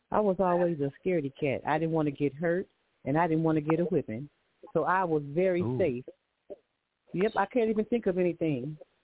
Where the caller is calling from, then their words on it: Gilbert, Arizona, United States; I'm calling from Gilbert, Arizona.